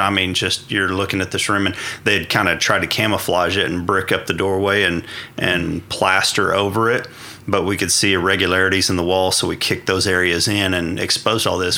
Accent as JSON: {"language": "English", "region": "northwest Oklahoma", "country": "United States", "tie": "born or raised there", "said": "born and raised in Oklahoma, northwest Oklahoma. Uh, grew up farming and ranching"}